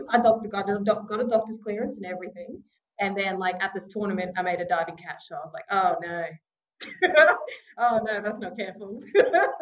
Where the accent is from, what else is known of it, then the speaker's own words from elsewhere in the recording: Mount Isa, Queensland, Australia; also born or lived in Sunshine Coast, Queensland; I'm a proud Gubbi Gubbi and Butchala woman from the Sunshine Coast region. Grew up in Mount Isa